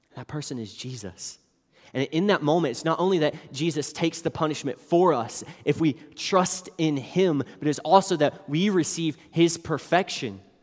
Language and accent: English; West Virginia, United States; moved away as an adult; I grew up in West Virginia, until I was eighteen years old